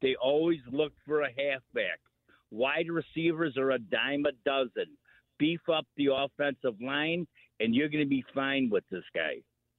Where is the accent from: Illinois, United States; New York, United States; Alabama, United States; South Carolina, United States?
Illinois, United States; Chicago; now in Kansas City, United States; No, I'm from Chicago. I live here, but I go back quite a bit. I visit Chicago